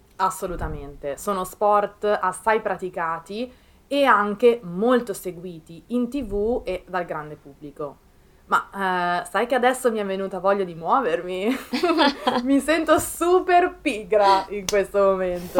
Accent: province of Milan, Lombardy, Italy; anche nel mio paese, in provincia di Milano

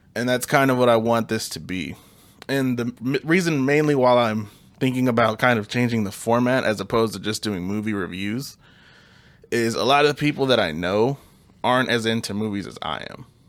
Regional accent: Kansas City, United States; We're from Kansas City.

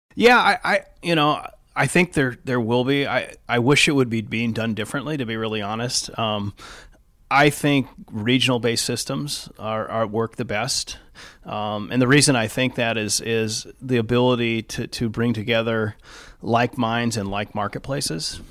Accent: Los Angeles, California, United States; moved away as an adult; also born or lived in Seattle area / Newport Beach; now in Seattle, United States; I was born and raised in the East Los Angeles area

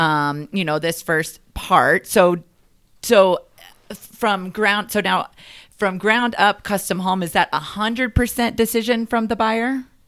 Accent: the South, United States; I'm a Southern girl

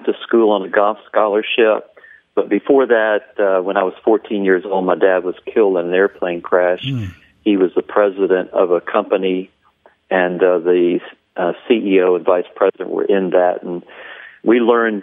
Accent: Columbia, South Carolina, United States; I was raised in the South, in South Carolina, in Columbia, South Carolina

